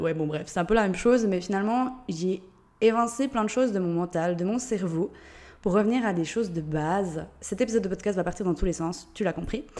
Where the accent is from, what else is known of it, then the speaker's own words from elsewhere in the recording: Switzerland; accent: Swiss; Je suis suisse, d'où l'accent